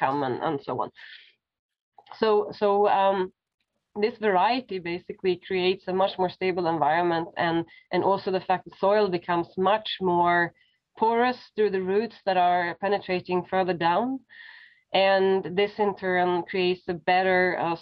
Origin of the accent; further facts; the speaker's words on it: Sweden; now in Berlin, Germany; I grew up in Sweden, so we learned a lot about nature in school and kindergarten and so on.